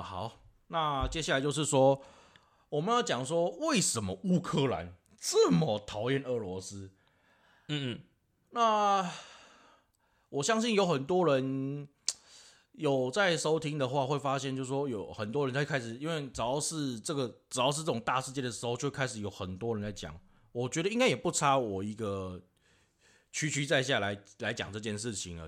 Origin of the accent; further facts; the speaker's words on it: Taiwan; also born or lived in Taichung; 我讲台语不好